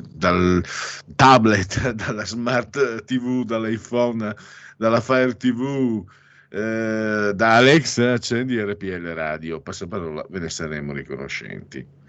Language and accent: Italian; Italy; sono di origini veneto-friulane, anzi sono veneto-friulano